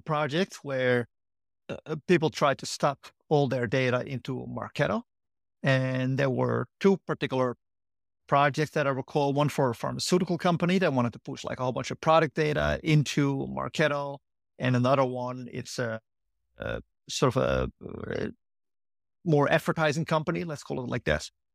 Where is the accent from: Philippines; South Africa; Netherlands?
Netherlands; moved away as an adult; also born or lived in Durham / Berkeley; now in San Francisco, United States; I grew up in the Netherlands